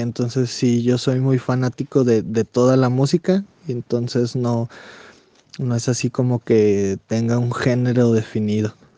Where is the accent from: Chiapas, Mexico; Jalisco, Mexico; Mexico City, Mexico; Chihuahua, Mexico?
Chihuahua, Mexico; Saucillo; also born or lived in Delicias, Chihuahua; Soy nacido en Ciudad Delicias, Chihuahua, porque pues, en Saucillo no había hospitales. Soy originario de un pueblito que se llama Las Varas de la cordillera de Saucillo